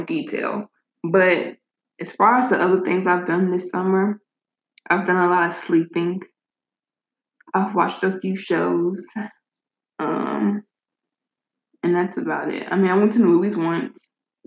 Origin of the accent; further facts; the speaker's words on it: United States; I'm just an American who doesn't know how to pronounce things